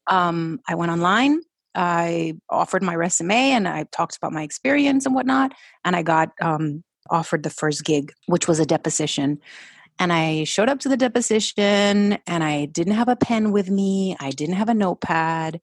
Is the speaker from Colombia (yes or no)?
yes; Colombia; English is a second language; moved away; also born or lived in Florida; we went back to Colombia